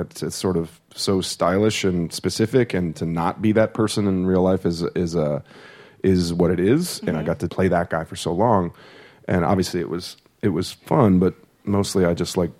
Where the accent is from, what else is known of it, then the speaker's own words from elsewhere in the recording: St. Louis, Missouri, United States; I'm from St. Louis, Missouri